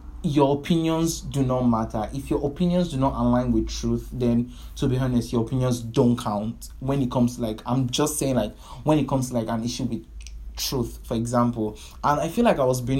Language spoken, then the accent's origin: English; Nigeria; I'm a Nigerian